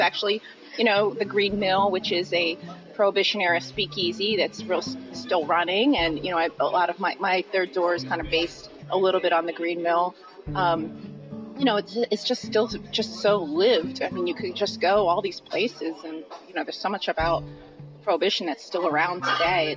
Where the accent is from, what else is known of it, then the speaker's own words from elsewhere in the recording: Philadelphia, Pennsylvania, United States; I grew up in Philadelphia